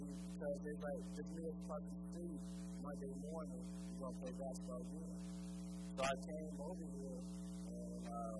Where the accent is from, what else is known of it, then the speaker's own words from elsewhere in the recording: Chicago, Illinois, United States; But I'm from Chicago, so I went and go play basketball.